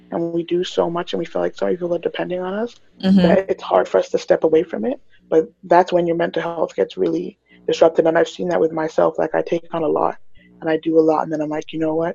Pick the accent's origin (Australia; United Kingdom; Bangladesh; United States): United Kingdom; England; now in Toronto, Canada; I was a child actor when I was young, and then I grew up in the theater scene. And then when I moved, so I was born in England, and so this was all in England. Then I moved to Toronto